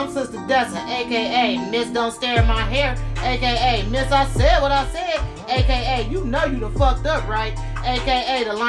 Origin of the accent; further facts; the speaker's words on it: Cleveland, Ohio, United States; I'm from the west side of Cleveland, Ohio.